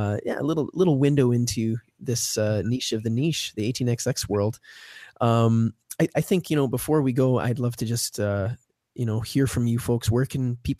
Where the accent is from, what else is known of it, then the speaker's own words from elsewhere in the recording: Canada; we're Canadian